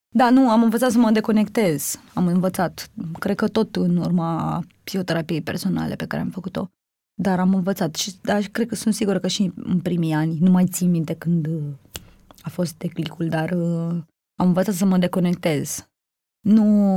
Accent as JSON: {"language": "Romanian", "country": "Romania", "tie": "born or raised there", "said": "am crescut în Sălăjan"}